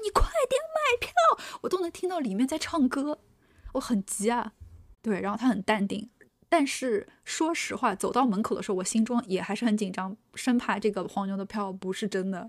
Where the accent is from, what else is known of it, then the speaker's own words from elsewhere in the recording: Shanghai, China; 我是上海人